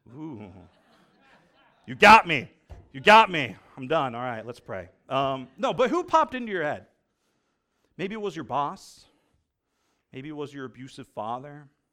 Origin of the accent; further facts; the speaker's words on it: United States; I'm an American